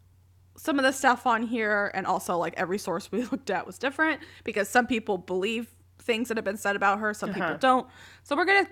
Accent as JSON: {"language": "English", "country": "United States", "said": "And I'm American."}